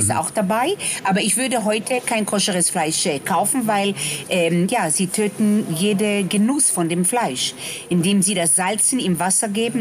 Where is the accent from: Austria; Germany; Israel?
Israel; Tel Aviv, Tel Aviv District; moved away; wir kommen aus Tel Aviv